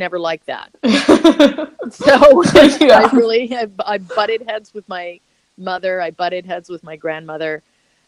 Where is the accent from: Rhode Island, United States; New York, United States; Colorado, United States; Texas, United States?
Colorado, United States; Boulder; moved away as an adult; I grew up in Boulder